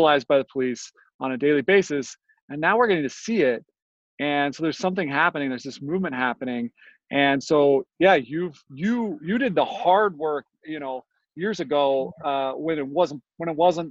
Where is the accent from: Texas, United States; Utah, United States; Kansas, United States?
Utah, United States; Ogden; I grew up here in the Ogden area too